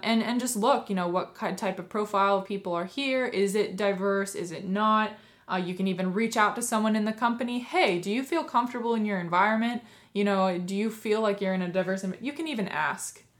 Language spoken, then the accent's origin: English; West Coast, United States; I'm from the West Coast.